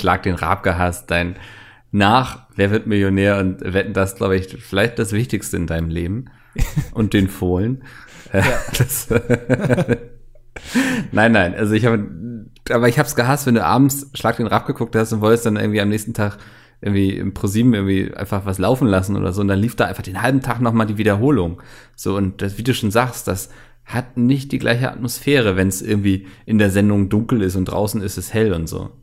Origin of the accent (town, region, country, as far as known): Northern Germany, Germany